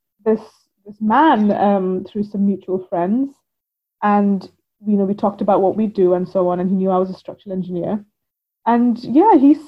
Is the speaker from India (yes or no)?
yes; India; now in United Kingdom; Growing up in India, it was much more part of our everyday culture.